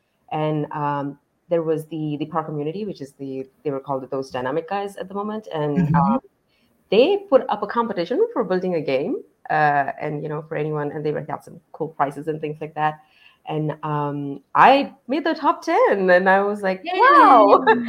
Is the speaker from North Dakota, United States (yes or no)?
no; Dallas, Texas, United States; I am from Dallas, Texas